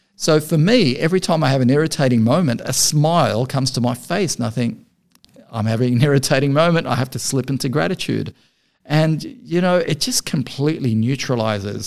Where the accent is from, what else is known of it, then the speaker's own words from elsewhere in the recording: Beirut, Beirut Governorate, Lebanon; moved away; was born and raised in Beirut